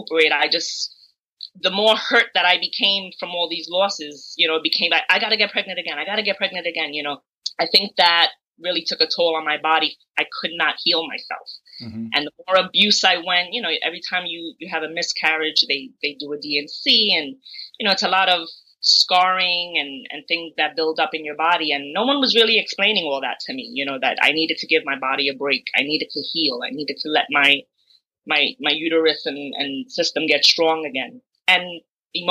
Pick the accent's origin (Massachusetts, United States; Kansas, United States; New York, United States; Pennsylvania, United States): New York, United States; New York City; I've been born and raised in Brooklyn, New York